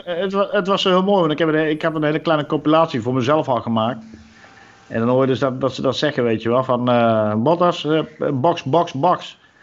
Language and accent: Dutch; Netherlands; we als Nederlanders